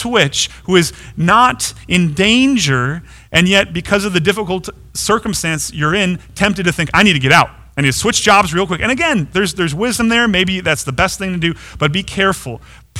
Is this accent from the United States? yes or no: yes; United States; We're so tempted as American Christians